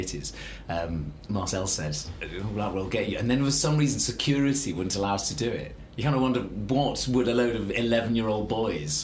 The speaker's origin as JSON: {"language": "English", "region": "Yorkshire and the Humber", "country": "United Kingdom", "also_born_or_lived": "Bradford", "said": "I'm a Yorkshireman"}